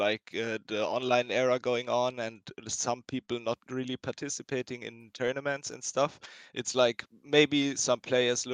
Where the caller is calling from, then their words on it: Germany; I'm calling in from Germany